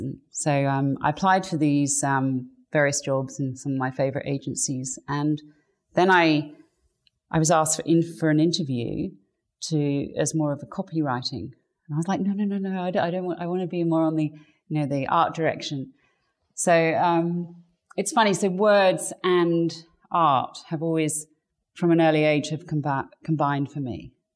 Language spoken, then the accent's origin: English; England, United Kingdom; I grew up in England, so um, that's where I was born to English parents.